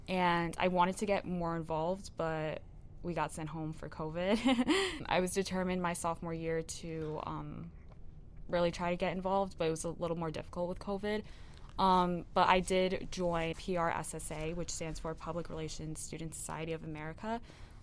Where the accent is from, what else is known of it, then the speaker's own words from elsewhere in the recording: New York, United States; moved away; I am from New York